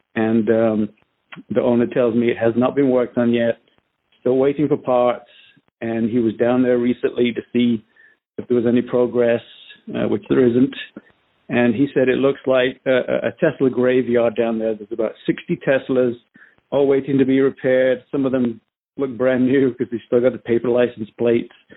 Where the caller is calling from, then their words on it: Southern California, United States; I'm calling from Southern California.